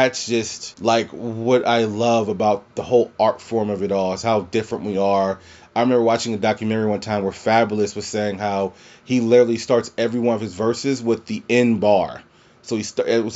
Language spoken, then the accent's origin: English; Louisiana, United States; moved away; also born or lived in Prince George's County, Maryland; where I'm from in Louisiana